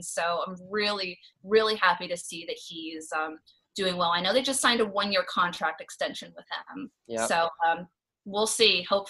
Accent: Southern California, United States; That was my first time at Dodger Stadium in my 20 years growing up in Southern California.

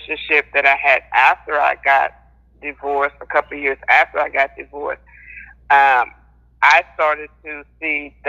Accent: South Carolina, United States; now in Lufkin, United States; I'm from South Carolina, but I currently reside in Texas

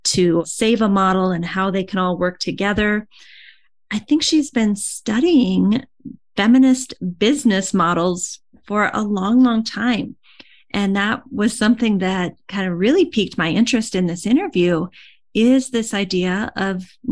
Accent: Iowa, United States; I'm from Iowa also

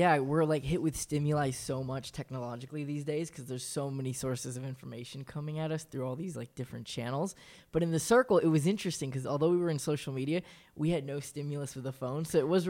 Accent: California, United States; I was 22. My thing was like, you know, I was born and raised in California.

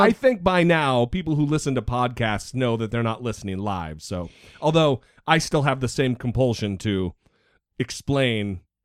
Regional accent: northern Idaho, United States; I grew up in northern Idaho

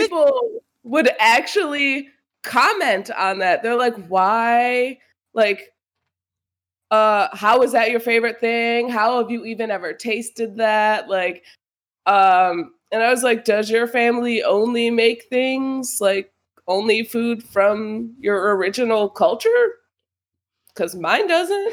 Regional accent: United States; growing up in America

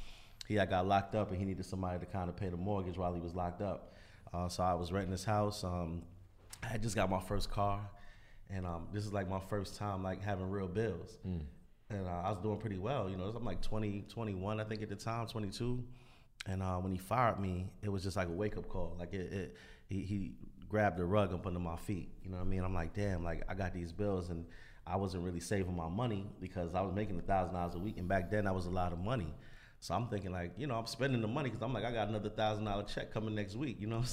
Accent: New York, United States; You know, because I'm from New York. Like, at the end of the day, like, we hustlers.

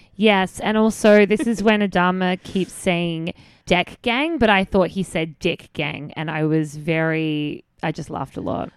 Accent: Australia; moved away; about being Australian

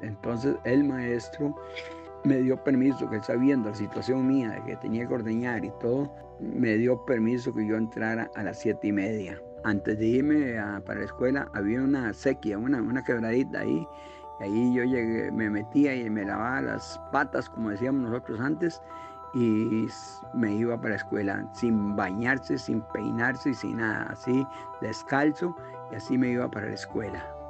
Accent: Brasil de Mora, San José, Costa Rica; also born or lived in Piedades de Santa Ana; Soy de Piedades de Santa Ana, pero nativo en Brasil de Mora.

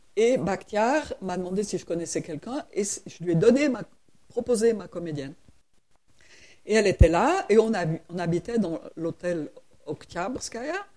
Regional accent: Switzerland; je suis suisse

